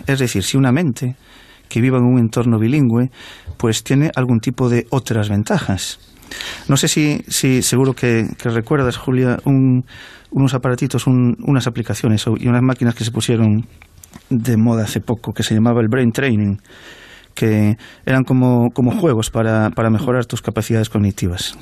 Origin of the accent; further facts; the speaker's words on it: Galicia, Spain; la inmensa mayoría de las personas en Galicia podemos eh, leer, hablar y, y expresarnos en, en, tanto en castellano como en gallego